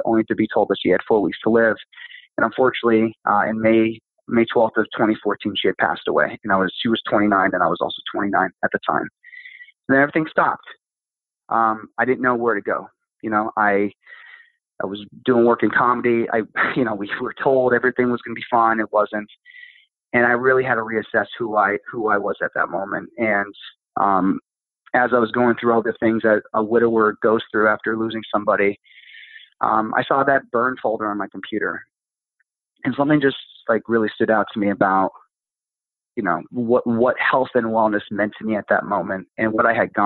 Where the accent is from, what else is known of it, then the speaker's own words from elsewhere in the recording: Pennsylvania, United States; moved away; my hometown in Pennsylvania